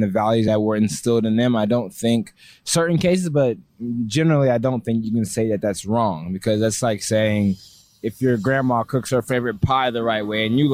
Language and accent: English; Marietta, Georgia, United States; also born or lived in Oakland, California; now in Athens, United States; Marietta, Georgia. Born in Oakland, California, but I was raised in Marietta